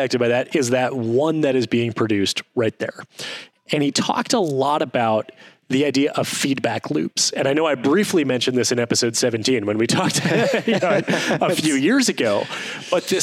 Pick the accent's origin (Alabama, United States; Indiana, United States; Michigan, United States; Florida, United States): Michigan, United States; Detroit; I grew up in Detroit, Michigan, aka Ford